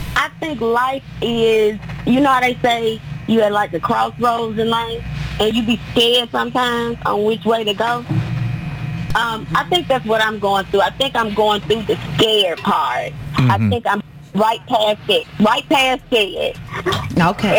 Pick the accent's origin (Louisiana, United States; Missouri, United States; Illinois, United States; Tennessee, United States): Tennessee, United States; now in Nashville, United States; I'm from Tennessee, but when I moved to Nashville